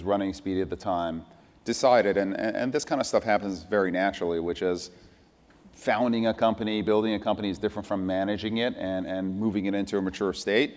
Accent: Irvington, New York, United States; born or raised there; also born or lived in Iran / France / Tarrytown, New York

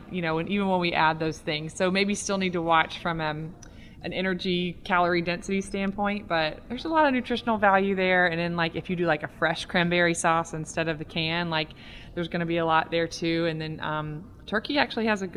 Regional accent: the South, United States; I'm from the South

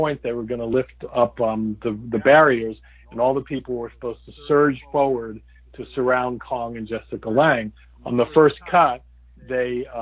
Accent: New York, United States; I grew up in New York during that era

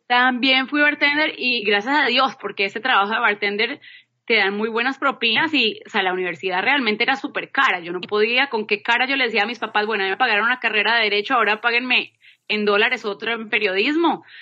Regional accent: Manizales, Caldas, Colombia; moved away as an adult; also born or lived in Bogotá, Colombia / Boston, United States; soy colombiana, nací en Manizales

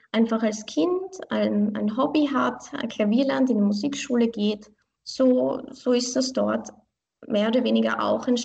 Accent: Vienna, Austria; ich fühle mich wirklich als Wienerin. Ich bin hier geboren und aufgewachsen. Meine Beziehung zu Iran, meine, meine Wurzeln, das ist für mich wie eine Bereicherung in meinem Leben.

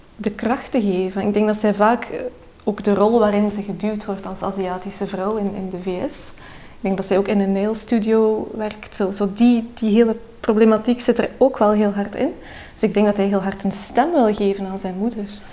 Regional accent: Belgium; Ik ben geboren in België, maar mijn vader woont in Turkije

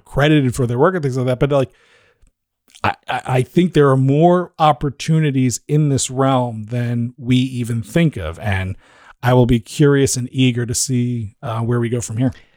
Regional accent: New Jersey, United States; I'm from New Jersey

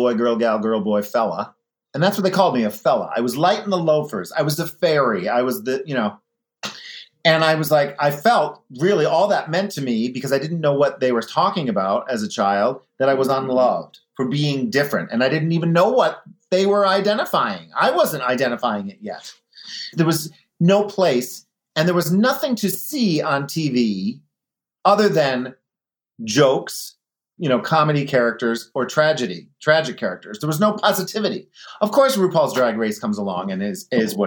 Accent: Scranton, Pennsylvania, United States; moved away as an adult; now in Rochester, United States; I was born in Scranton, Pennsylvania

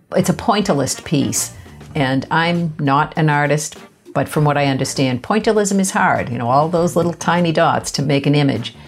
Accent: Boston, Massachusetts, United States; I grew up in Boston, uh, less than a mile from the Museum of Fine Arts.

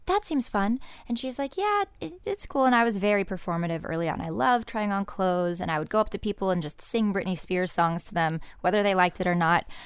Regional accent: Indiana, United States; moved away

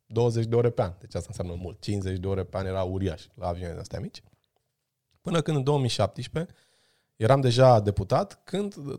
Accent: Brașov, Brașov County, Romania; eu am crescut la Brașov, în spatele blocului cu prietenii mei de o viață

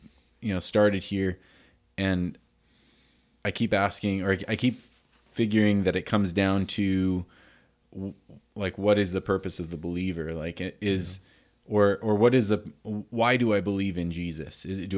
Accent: Canada; I say North America because I came from Canada, even though I'm American too.

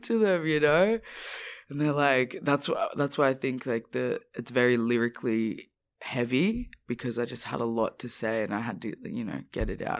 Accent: Australia; growing up in Australia

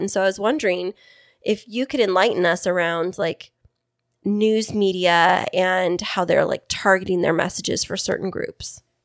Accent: Fresno, California, United States; now in East County, San Diego area, United States; I'm from Central California

